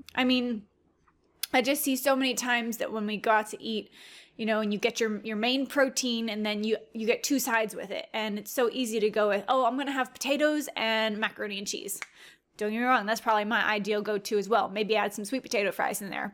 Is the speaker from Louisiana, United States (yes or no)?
yes; Louisiana, United States; I'm from Louisiana